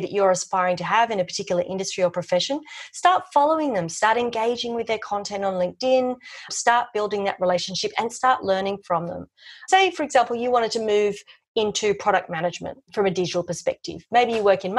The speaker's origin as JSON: {"language": "English", "town": "Sydney", "region": "New South Wales", "country": "Australia", "moved": "as an adult", "lives_now": "Melbourne, Australia", "said": "I was from Sydney"}